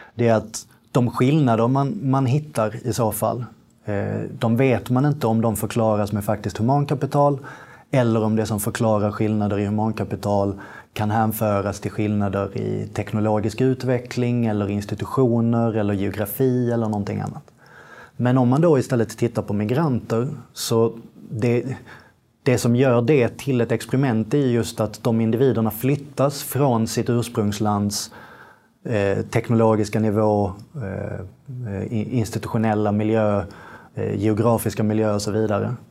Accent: Malmö, Skåne, Sweden; also born or lived in England; jag är från Malmö

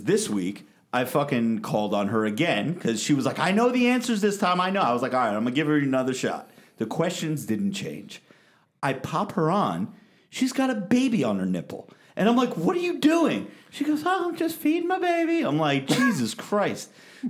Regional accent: Tennessee, United States; I'm from Tennessee, everybody.

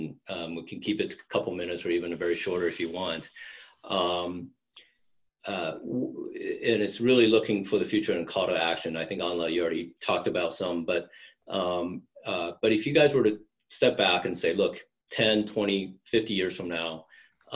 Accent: United States; growing up in America

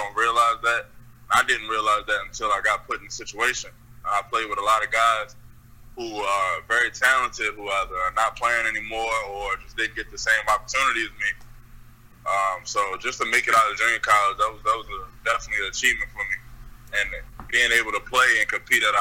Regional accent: Baltimore, Maryland, United States; moved away as an adult; also born or lived in Jackson, Mississippi; coming from Baltimore and going down south

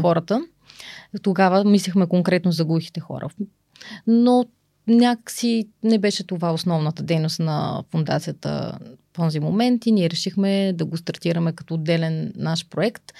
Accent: Pleven, Pleven Province, Bulgaria; moved away as an adult; now in Sofia, Bulgaria; аз съм родом от Плевен. Там съм завършила а, средно си образование

